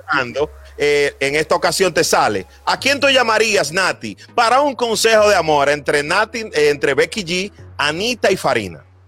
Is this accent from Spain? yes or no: no; Dominican Republic; nosotros siempre estamos sonriendo los dominicanos